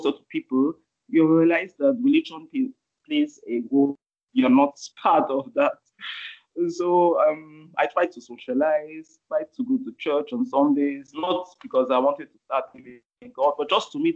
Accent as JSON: {"language": "English", "country": "Austria", "tie": "born or raised there", "accent": "Austrian", "moved": "as an adult", "lives_now": "Lagos, Nigeria", "said": "I was born in Austria. I grew up in Austria. I went to school in Austria"}